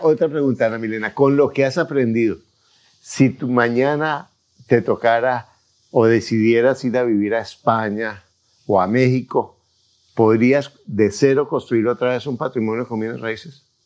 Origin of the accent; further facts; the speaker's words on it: Colombia; yo como soy colombiano